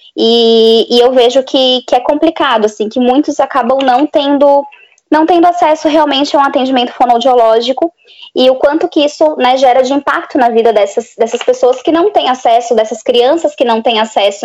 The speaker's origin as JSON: {"language": "Portuguese", "town": "Florianópolis", "region": "Santa Catarina", "country": "Brazil", "said": "eu sou de Florianópolis, Santa Catarina."}